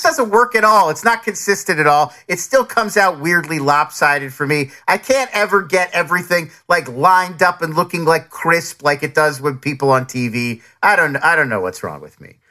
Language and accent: English; United States; also born or lived in New Jersey / Philadelphia, Pennsylvania; I grew up in Jersey and, and, and Philly